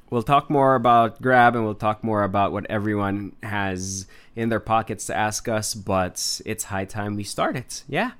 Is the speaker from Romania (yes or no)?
no; Marikina, Metro Manila, Philippines; also born or lived in Los Baños, Laguna; I grew up in Marikina in a fairly small town